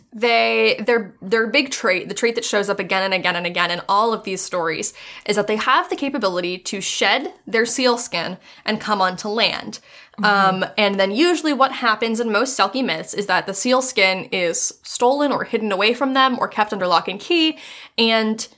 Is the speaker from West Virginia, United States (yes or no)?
yes; West Virginia, United States; moved away; when I was still living in West Virginia. And this was back when I was in high school